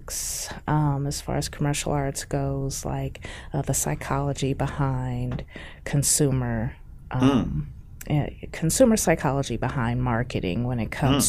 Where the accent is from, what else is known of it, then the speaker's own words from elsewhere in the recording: Omaha, Nebraska, United States; I am originally from Omaha, Nebraska